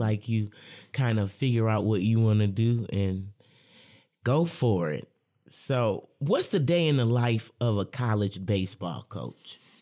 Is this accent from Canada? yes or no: no; Lansing, Michigan, United States; I'm a Lansing local